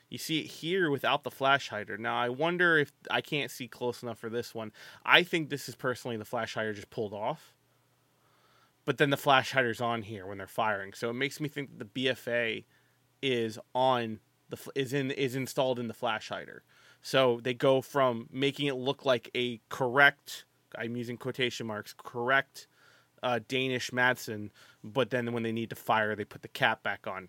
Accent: United States; I'm American, I have a pass

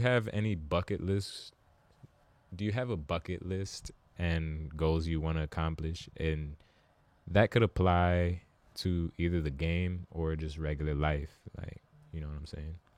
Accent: Rosa Parks, New Jersey, United States; I'm actually from Rosa Parks. Like, I lived most of my childhood there

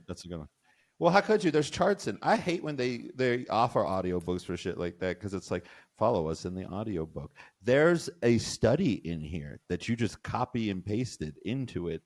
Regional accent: Colorado, United States; I grew up in Colorado

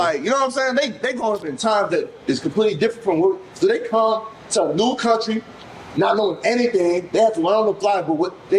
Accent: United States; No, so I was born here. Oh, but we have, like, we're Igbo. So our community, they brought the traditions that we learned in Nigeria here.

